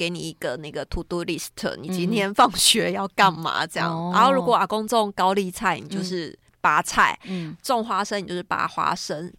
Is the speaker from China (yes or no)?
no; Yunlin County, Taiwan; moved away; also born or lived in Taipei; 其实我从小就是在云林长大的，嗯，然后搬来台北之后，其实我们家也不是住在市区里面